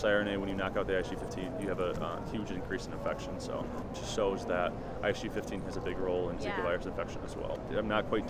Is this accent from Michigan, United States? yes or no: yes; Detroit, Michigan, United States; I'm from Michigan, Detroit area originally, and I stayed in Michigan for my undergrad